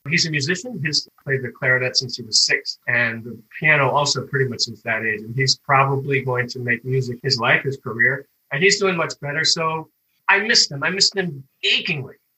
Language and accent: English; Washington, District of Columbia, United States; moved away as an adult; also born or lived in Spain / Madrid; It's my hometown. So I'm real comfortable here